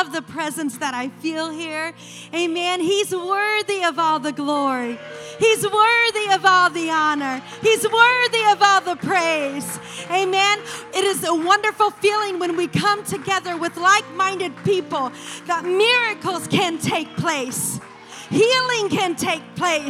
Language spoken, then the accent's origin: English; Muncie, Indiana, United States; I grew up in Muncie, Indiana